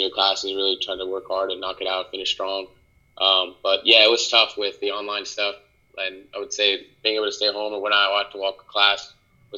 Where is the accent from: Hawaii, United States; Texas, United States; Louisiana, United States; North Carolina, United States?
North Carolina, United States; Harrisburg; also born or lived in Brooklyn, New York / Raleigh, North Carolina / Puerto Rico (family); I'm back in my hometown right now. I'm in Harrisburg, North Carolina.